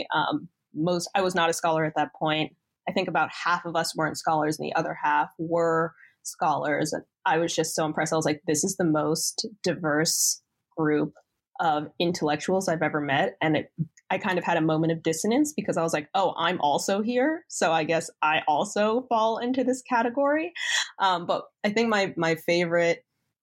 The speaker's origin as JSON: {"language": "English", "town": "West Chester", "region": "Pennsylvania", "country": "United States", "tie": "born or raised there", "said": "I grew up here in Westchester, Pennsylvania"}